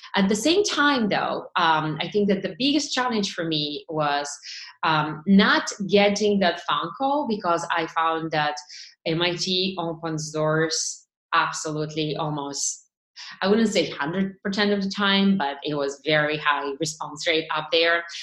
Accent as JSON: {"language": "English", "country": "Bulgaria", "tie": "born or raised there", "moved": "as an adult", "lives_now": "Boston, United States", "said": "I grew up in Bulgaria, um, which was an ex-communist country."}